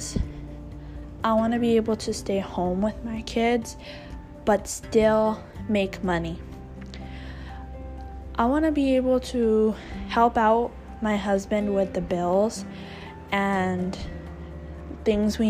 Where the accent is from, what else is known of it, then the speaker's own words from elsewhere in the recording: California, United States; I grew up in California my entire life